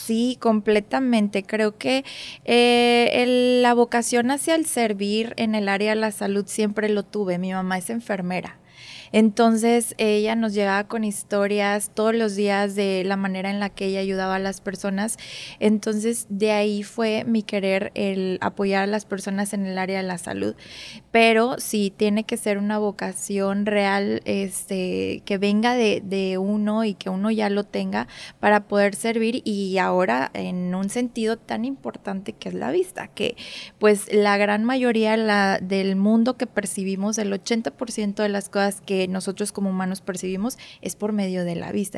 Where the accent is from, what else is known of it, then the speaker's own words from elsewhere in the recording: Monterrey, Nuevo León, Mexico; also born or lived in Mexico City; aquí crecí, aquí fueron todas las etapas, casi todas las etapas de, mi vida hasta ahorita en Monterrey